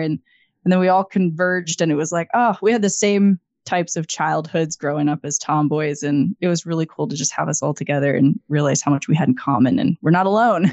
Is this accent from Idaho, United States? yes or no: yes; Idaho, United States; now in Missoula, United States; I grew up in Idaho